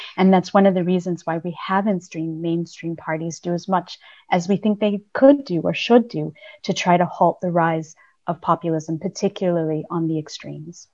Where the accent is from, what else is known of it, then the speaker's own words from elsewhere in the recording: United States; now in United Kingdom; being an American who now lives in the UK